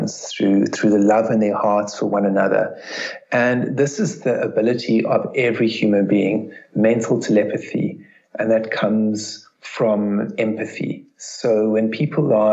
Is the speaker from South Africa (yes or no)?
yes; South Africa; growing up in South Africa